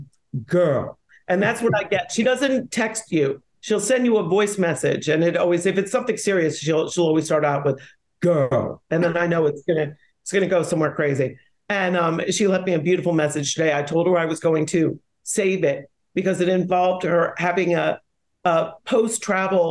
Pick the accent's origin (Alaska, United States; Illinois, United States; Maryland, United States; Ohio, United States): Maryland, United States; Silver Spring; moved away; also born or lived in New York; since growing up in Silver Spring